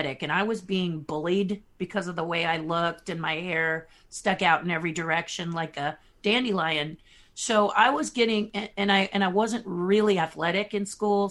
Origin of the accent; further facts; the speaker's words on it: Los Angeles, California, United States; I am from Hollywood, California